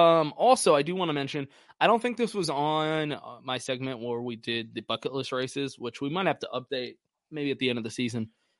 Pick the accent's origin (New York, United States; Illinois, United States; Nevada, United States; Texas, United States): Texas, United States; Austin; moved away; I was living in Austin, I'm from Austin